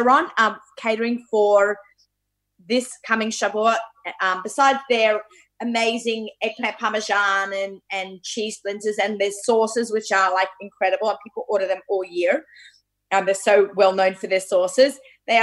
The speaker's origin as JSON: {"language": "English", "country": "Australia", "tie": "born or raised there", "moved": "yes", "said": "I grew up in Australia with my mother"}